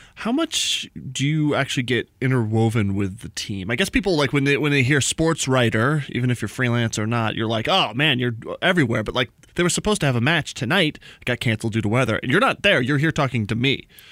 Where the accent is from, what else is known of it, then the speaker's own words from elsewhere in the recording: New Mexico, United States; moved away; We're both from New Mexico